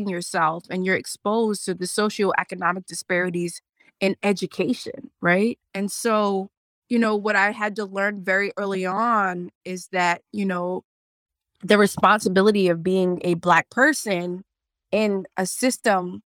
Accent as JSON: {"language": "English", "town": "Boston", "region": "Massachusetts", "country": "United States", "tie": "born or raised there", "said": "I was born and raised in Boston"}